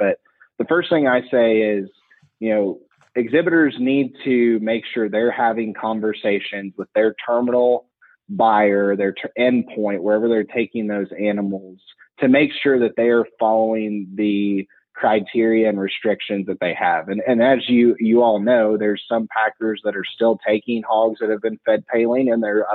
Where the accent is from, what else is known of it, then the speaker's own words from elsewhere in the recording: Western Illinois, United States; where I grew up in Western Illinois, we had a buying station 5 miles from our farm